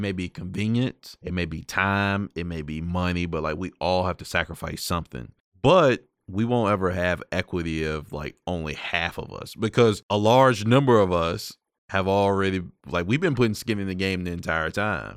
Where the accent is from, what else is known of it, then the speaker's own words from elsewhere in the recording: Prince Edward County, Virginia, United States; growing up in a community that still has this ugly scar from massive resistance and segregated public schools. So, for those of y'all don't know, I'm from Prince Edward County